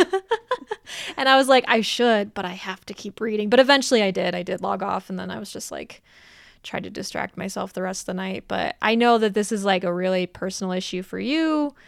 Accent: Colorado Springs, Colorado, United States; Colorado Springs is my hometown

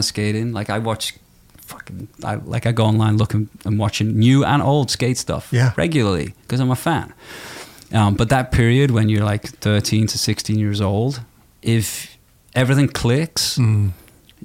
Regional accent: Liverpool, North West England, United Kingdom; moved away; I grew up in Liverpool

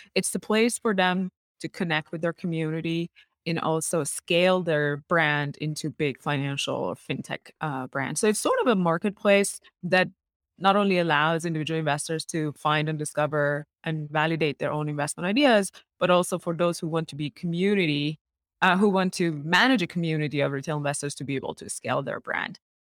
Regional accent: Iran; moved away as an adult; also born or lived in Middle East / Canada; now in United States; I was born in Iran and I went to school in Iran

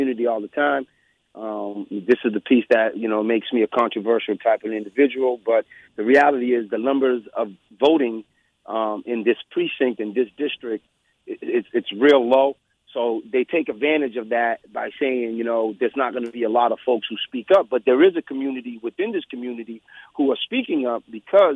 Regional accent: Boston, Massachusetts, United States; I've been a lifetime resident of Boston. I grew up in Roxbury.

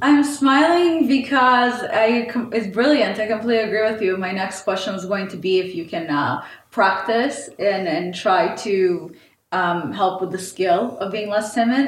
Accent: Israel; moved away; also born or lived in St. Petersburg, Russia; I grew up in Israel

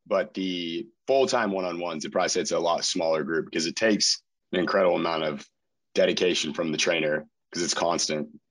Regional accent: Chico, California, United States; also born or lived in Utah; I moved back to my hometown of Chico.

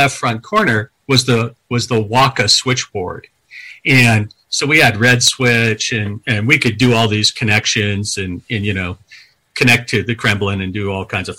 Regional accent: California, United States; moved away as an adult; a 19-year-old who'd never left California

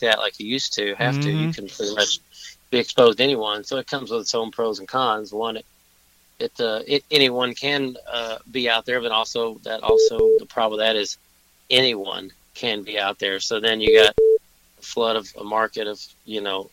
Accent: Bowling Green, Kentucky, United States; moved away as an adult; also born or lived in Nashville, Tennessee / Louisville, Kentucky / Chicago, Illinois; now in Los Angeles, United States; I grew up in Southern Kentucky in Bowling Green, Kentucky

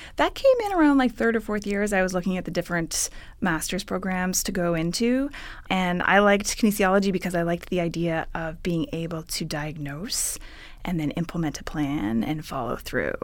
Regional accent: Ottawa, Ontario, Canada; moved away as an adult; now in California, United States; I'm originally from Ottawa, Ontario, Canada.

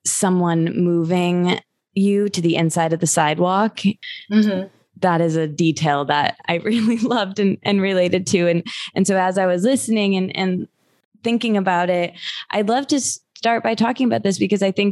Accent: Michigan, United States; now in Los Angeles, United States; I'm from Michigan

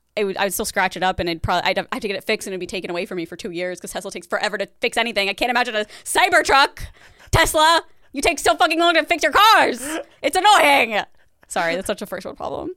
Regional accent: Midwest, United States; moved away; I'm from the Midwest and I would hear that accent here and there

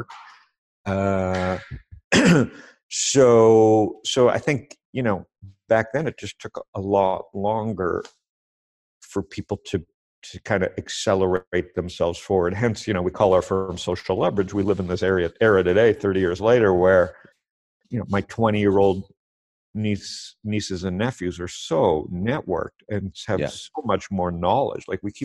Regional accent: Toronto, Ontario, Canada; moved away as an adult; also born or lived in Windsor / San Diego; now in Arizona, United States; I was born in Toronto, school there, went to Western

